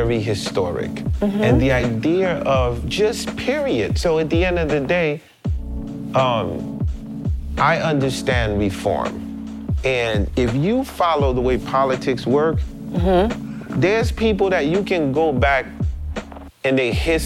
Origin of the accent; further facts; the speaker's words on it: Haiti; I'm from Haiti, next to Cuba